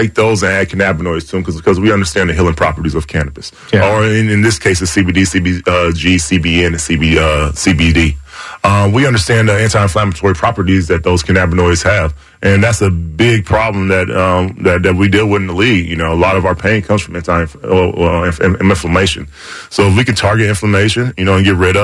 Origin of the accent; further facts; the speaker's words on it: the South, United States; I'm from the South